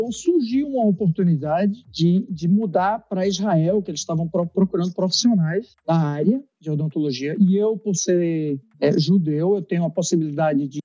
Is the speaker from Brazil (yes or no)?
yes; Recife, Pernambuco, Brazil; born there; moved away as an adult; also born or lived in São Paulo; na verdade eu, eu, eu nasci em Recife, né? É, e depois de Recife, eu decidi fazer faculdade fora. Então, é, eu fui fazendo no interior de São Paulo, fiz na USP de Ribeirão Preto